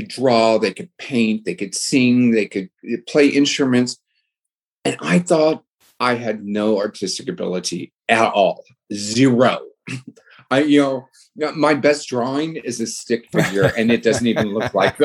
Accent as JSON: {"language": "English", "town": "San Diego", "region": "California", "country": "United States", "tie": "born or raised there", "said": "I was born and raised in San Diego"}